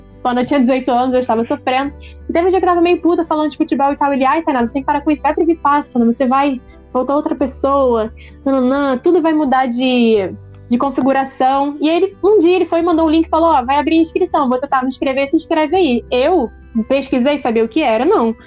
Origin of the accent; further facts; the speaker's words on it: Brazil; sou de Caxias